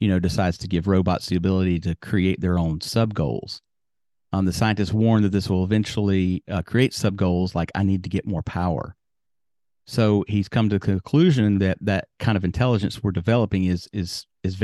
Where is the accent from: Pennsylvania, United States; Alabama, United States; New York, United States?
Alabama, United States; accent: Southern; I have a Southern accent because I grew up in Alabama